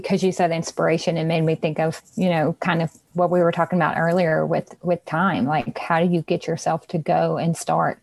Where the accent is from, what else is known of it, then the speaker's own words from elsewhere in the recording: Louisiana, United States; I'm from Louisiana